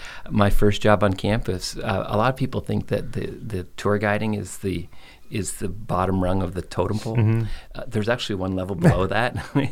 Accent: Belleville, Ontario, Canada; born or raised there; also born or lived in Nova Scotia / Monterey, California

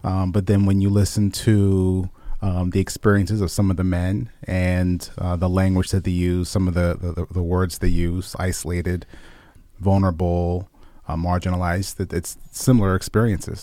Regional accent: Lehigh Valley, Pennsylvania, United States; I grew up in the Lehigh

